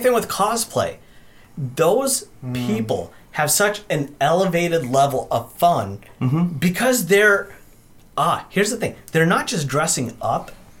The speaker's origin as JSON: {"language": "English", "country": "India", "said": "And I'm Indian. We wrote the Kama Sutra, so I know how to use it."}